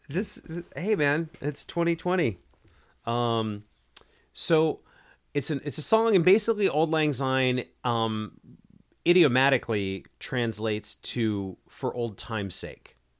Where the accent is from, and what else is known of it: United States